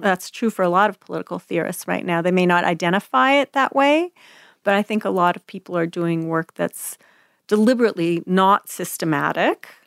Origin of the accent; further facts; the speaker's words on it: Quebec, Canada; moved away as an adult; now in United States; We were being raised English and Quebec